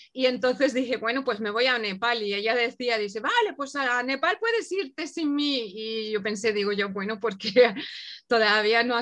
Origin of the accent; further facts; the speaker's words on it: Germany; born there; yo soy de origen alemana